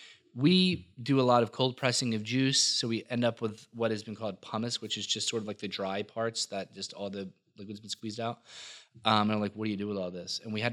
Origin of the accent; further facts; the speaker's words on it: Millville, New Jersey, United States; I'm from Millville. say what you want about Millville or whatever. You know, South Jersey gets a bad rap. We were joking around about that. Actually, it's a phenomenal place to be from and a phenomenal time to be from there.